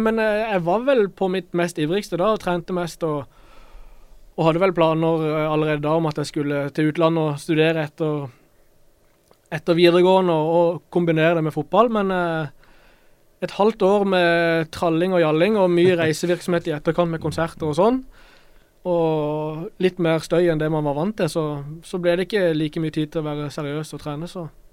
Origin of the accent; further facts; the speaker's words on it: Kristiansand, Agder, Norway; jeg er fra, fra Grim